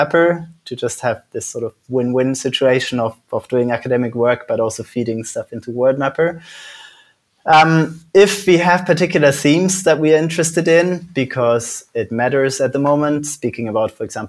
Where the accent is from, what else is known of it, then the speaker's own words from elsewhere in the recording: Netherlands; also born or lived in Switzerland / Germany / United Kingdom; now in Iceland; So I was born in Switzerland. I grew up in the Netherlands and Germany. I've lived in the UK for a long time. And now I moved to Iceland.